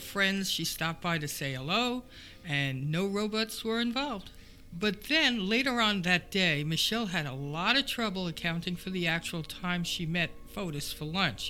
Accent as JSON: {"language": "English", "town": "New York City", "region": "New York", "country": "United States", "said": "I'm from Manhattan, and we don't have robots roaming the food aisles of bodegas or Zabar's"}